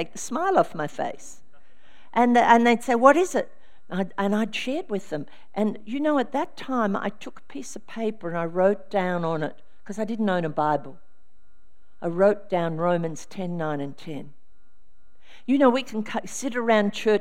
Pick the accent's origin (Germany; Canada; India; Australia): Australia; Albury, New South Wales; I came from Albury, New South Wales.